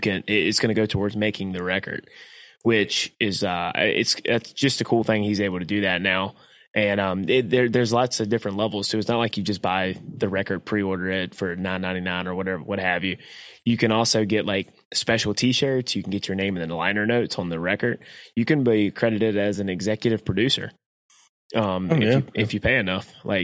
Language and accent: English; North Carolina, United States; I love North Carolina. Hell yeah, I'm from North Carolina.